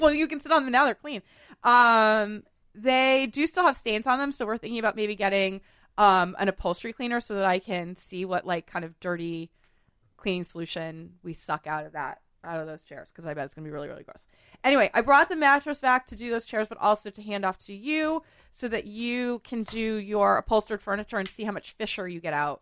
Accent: New England, United States; I'm from New England

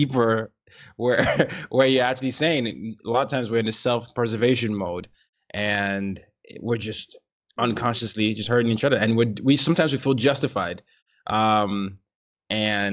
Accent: Nigeria; me being Nigerian

